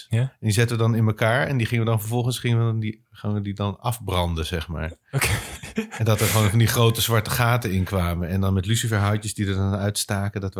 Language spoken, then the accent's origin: Dutch; Bussum, North Holland, Netherlands; moved away as an adult; also born or lived in Kampen; ik kom uit, uit eh, Bussum, ik kom uit het Gooi.